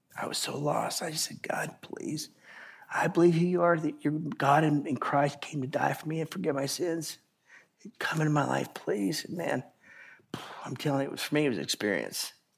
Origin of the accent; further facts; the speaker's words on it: Idaho, United States; I grew up in Idaho